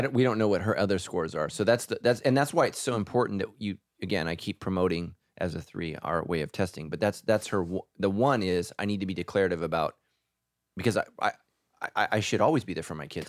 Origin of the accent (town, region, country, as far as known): California, United States